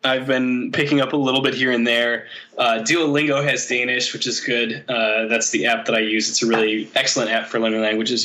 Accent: Michigan, United States; moved away as an adult; also born or lived in Chicago / Seattle / Saudi Arabia; now in Denmark; I was still living in my home state of Michigan

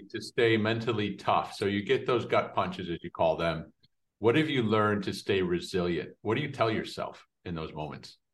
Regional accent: Detroit, Michigan, United States; also born or lived in Indonesia; I grew up in Detroit

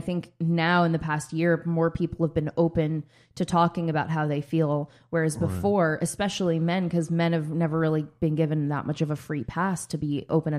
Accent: New York, United States; And you can tell I'm from New York, because I was like, that's nice of them.

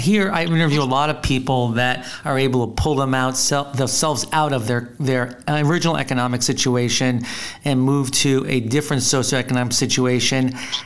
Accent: New Jersey, United States; also born or lived in Arizona; now in Chicago, United States; Being from New Jersey and now living in Chicago and Arizona

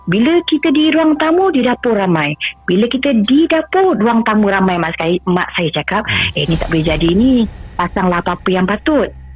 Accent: Pahang, Malaysia; now in Kuala Lumpur, Malaysia; Saya asal dari dari Pahang

